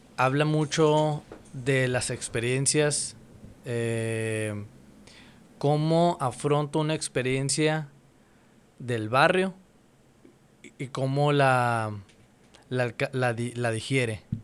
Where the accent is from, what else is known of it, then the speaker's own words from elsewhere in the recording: Mexicali, Baja California, Mexico; soy de Mexicali, y pues ya tengo rato aquí